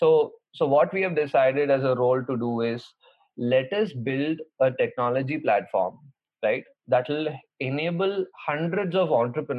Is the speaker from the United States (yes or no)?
no; Kolar, Karnataka, India; moved away; in my hometown in Kolar